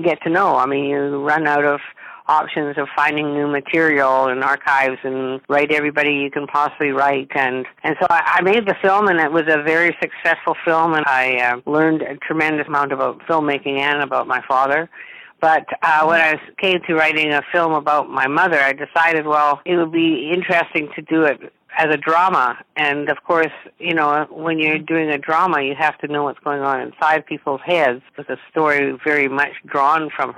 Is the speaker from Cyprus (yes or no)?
no; Edmonton, Alberta, Canada; I was brought up in Edmonton, I guess I'm a bit of a country gal